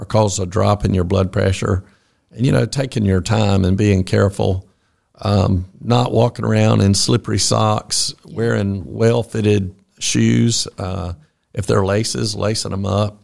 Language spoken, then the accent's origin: English; Fitzgerald, Georgia, United States; also born or lived in Atlanta, Georgia; I grew up in Fitzgerald